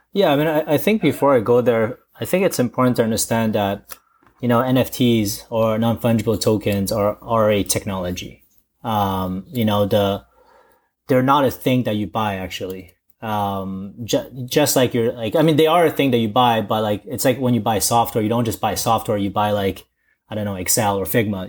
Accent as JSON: {"language": "English", "country": "Canada", "tie": "born or raised there", "also_born_or_lived": "China", "said": "originally I'm, I was from China, but I've gr-, kinda grown in, uh, in Canada."}